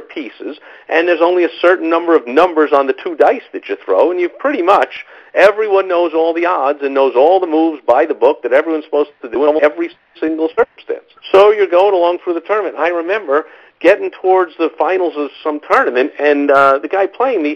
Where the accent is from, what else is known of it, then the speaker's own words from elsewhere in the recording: New York City, New York, United States; moved away as an adult; I was growing up in New York City in the 70s